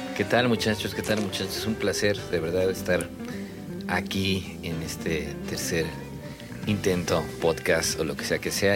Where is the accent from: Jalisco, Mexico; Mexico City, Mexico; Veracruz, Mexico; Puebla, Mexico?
Mexico City, Mexico; now in Mérida, Mexico; me fui cuando era el Distrito Federal y eso ya no existe, ¿no? Yo nací en el Distrito Federal, no en la CDMX.